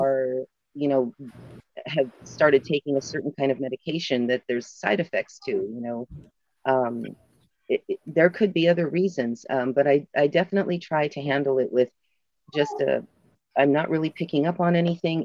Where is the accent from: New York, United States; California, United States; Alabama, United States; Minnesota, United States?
California, United States; my home state mm-hmm. in California